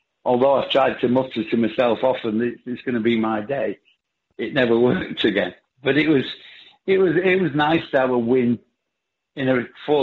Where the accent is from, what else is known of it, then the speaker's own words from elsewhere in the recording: Bolton, North West England, United Kingdom; I come from a place called Bolton, which gave me this accent I've got